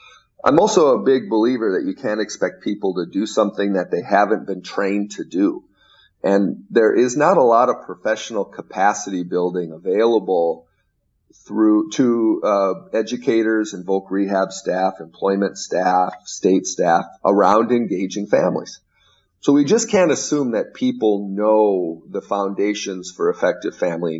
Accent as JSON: {"language": "English", "region": "Minnesota", "country": "United States", "said": "I am from Minnesota"}